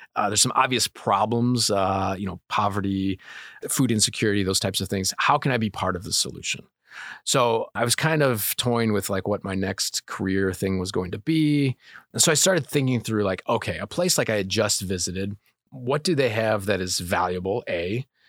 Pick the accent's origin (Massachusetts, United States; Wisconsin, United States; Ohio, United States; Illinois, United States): Illinois, United States; Bonfield; also born or lived in Kankakee, Illinois; I was born in Kankakee, just my brother and I, uh, I'm four and a half years older. We moved out to Bonfield when I was five, right before I started school. So grew up in Bonfield.